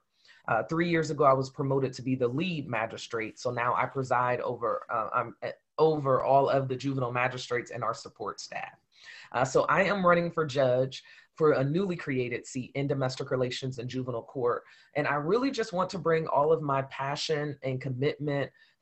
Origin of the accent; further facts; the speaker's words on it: Columbus, Ohio, United States; I am from Columbus, Ohio, born and raised here.